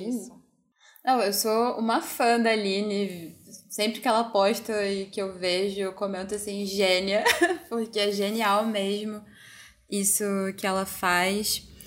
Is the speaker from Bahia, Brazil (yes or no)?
no; Ceará, Brazil; moved away; eu também sou do Ceará, é uma família de mulheres e todo mundo bruxa, herveira, curandeira. E na época que eu morei lá, eu fui criada por uma tia-avó